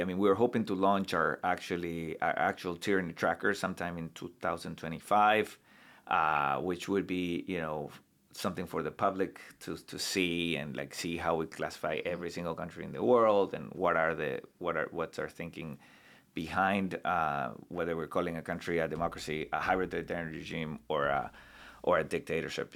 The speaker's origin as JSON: {"language": "English", "town": "Santa Cruz de la Sierra", "region": "Santa Cruz", "country": "Bolivia", "tie": "born or raised there", "moved": "as an adult", "lives_now": "United States", "said": "from my hometown in Bolivia, which is the, the second largest city in the country"}